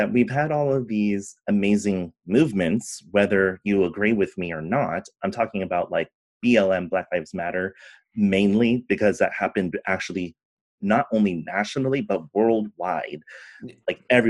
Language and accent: English; California, United States; also born or lived in San Francisco; growing up in California